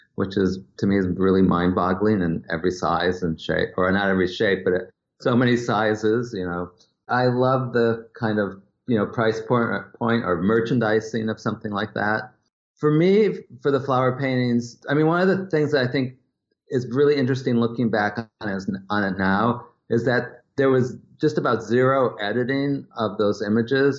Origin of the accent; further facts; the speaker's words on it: Wisconsin, United States; growing up in Wisconsin